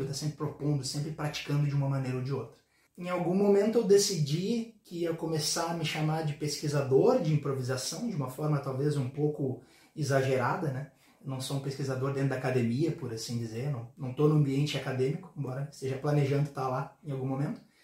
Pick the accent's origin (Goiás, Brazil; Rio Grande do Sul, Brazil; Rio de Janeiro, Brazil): Rio Grande do Sul, Brazil; Porto Alegre; eu sou de Porto Alegre